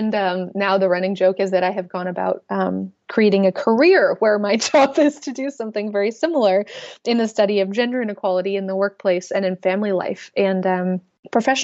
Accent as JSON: {"language": "English", "town": "Portland", "region": "Oregon", "country": "United States", "tie": "born or raised there", "also_born_or_lived": "Austin, Texas", "moved": "yes", "lives_now": "St. Louis, United States", "said": "I grew up in Portland, Oregon"}